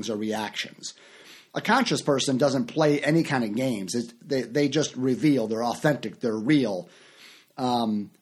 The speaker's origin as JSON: {"language": "English", "town": "Chicago", "region": "Illinois", "country": "United States", "also_born_or_lived": "Orlando, Florida", "moved": "yes", "said": "And for years I lived in Orlando, Florida, and I'm from Chicago"}